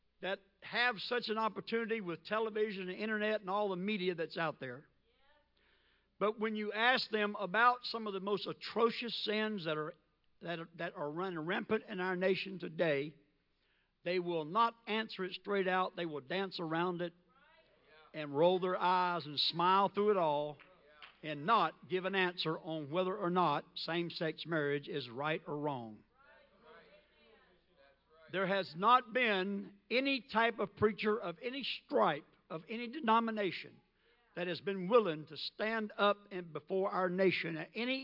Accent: the South, United States; I was raised in the South, and I was only like 10 or 11 years old

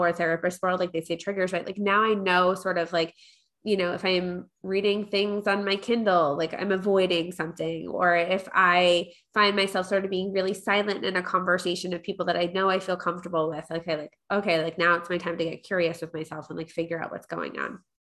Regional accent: Long Island, New York, United States; I grew up in New York.

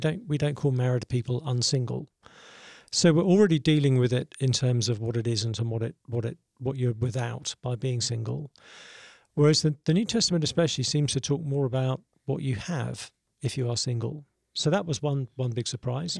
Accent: South East England, United Kingdom; moved away as an adult; now in Nashville, United States; grew up in Southeast England.

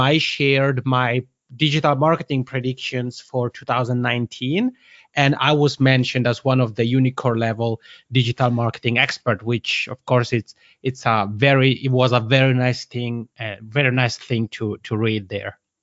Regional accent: Italian-speaking part of Switzerland, Italian-speaking Switzerland, Switzerland; accent: Macronian; first language Italian; English is a second language; English isn't my mother tongue, but Italian is. I'm originally from the Italian-speaking part of Switzerland.

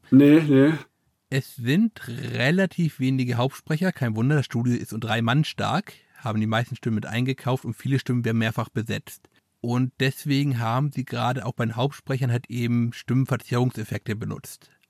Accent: Transylvania, Romania; Ah, das ist das, was meine Heimat mit mir macht.

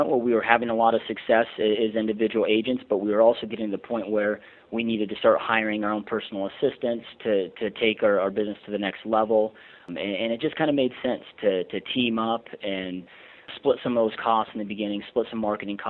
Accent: Michigan, United States; moved away as an adult; now in Surprise, United States; I'm actually originally from Michigan and relocated out here in 2004

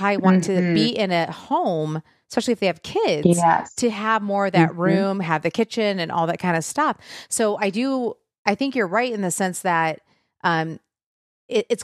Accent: Michigan, United States; moved away; I'm from Michigan originally

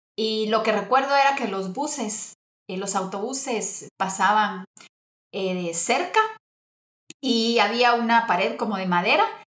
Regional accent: Guatemala; yo soy guatemalteca, tengo 41 años

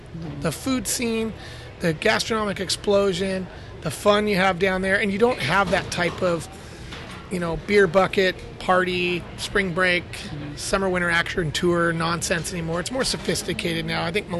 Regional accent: San Diego, California, United States; moved away as an adult; now in Baja California, Mexico; Born and raised in San Diego. And like you, Dom, fell in love with Baja at an early age, being a San Diego kid.

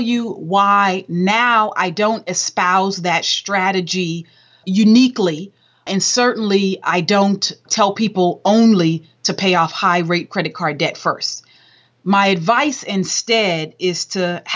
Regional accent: Southern California, United States; I was raised in Southern Cal

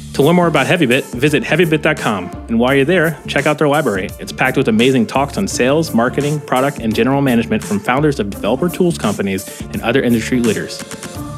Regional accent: Florida, United States; now in Bay Area, United States; I'm from Florida

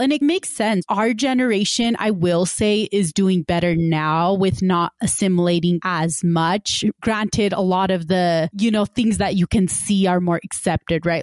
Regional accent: West Valley City, Utah, United States; I grew up in West Valley City, which is, you know, considered a quote unquote more diverse, ethnically and racially diverse city in Utah

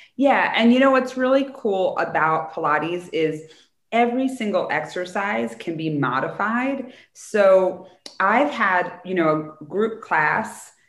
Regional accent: United States; as an American culture

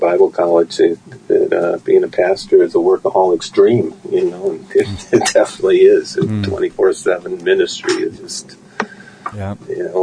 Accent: Milwaukee, Wisconsin, United States; I grew up here in Wisconsin and down around the Milwaukee area

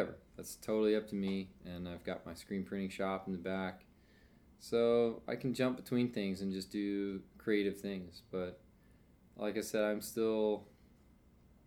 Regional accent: Kentucky, United States; now in Lancaster, United States; I'm from Kentucky

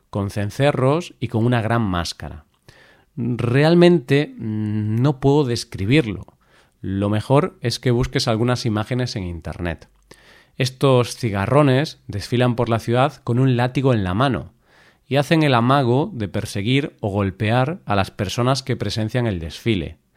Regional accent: Galicia, Spain; eso no significa que la gente de mi tierra, de Galicia, seamos todos unos aburridos.

